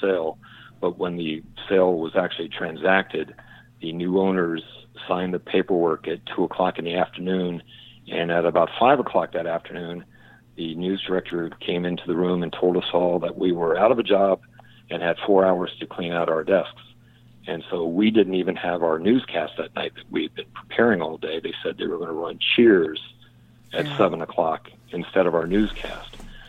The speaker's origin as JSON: {"language": "English", "town": "Richmond", "region": "Virginia", "country": "United States", "tie": "born or raised there", "moved": "yes", "said": "I applied for a job in Richmond, Virginia, which is my hometown."}